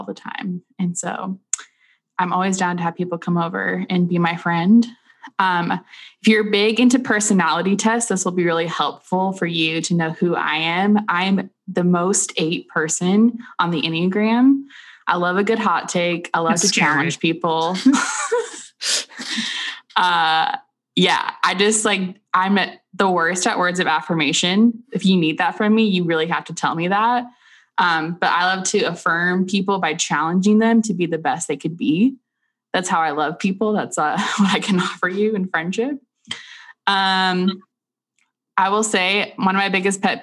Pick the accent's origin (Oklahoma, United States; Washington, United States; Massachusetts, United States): Washington, United States; Renton; I am from Renton, Washington, which, if you don't know where that is, it's basically Seattle